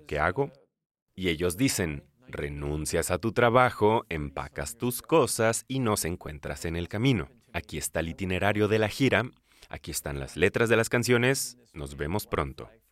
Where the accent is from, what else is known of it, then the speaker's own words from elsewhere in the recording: United States; no solo soy estadounidense americano, soy un estadounidense americanista